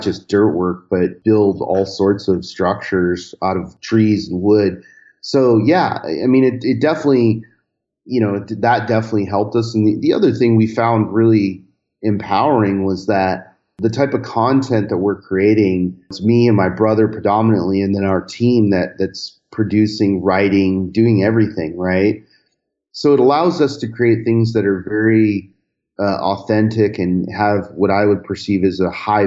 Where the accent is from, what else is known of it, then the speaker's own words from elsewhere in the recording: Southern California, United States; growing up in Southern California, you start with these very rudimentary VW-powered vehicles